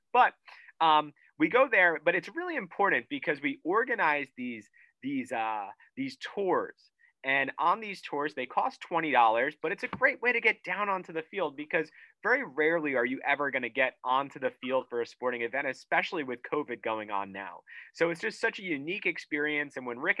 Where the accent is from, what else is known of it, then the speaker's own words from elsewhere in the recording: Northeast, United States; We grew up in the Northeast, not privy to these big SEC schools and these big SEC facilities.